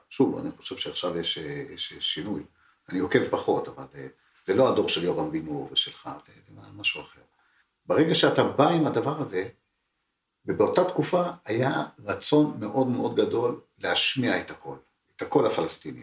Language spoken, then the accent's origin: Hebrew; Israel; שנולדתי פה ולא נולדתי שם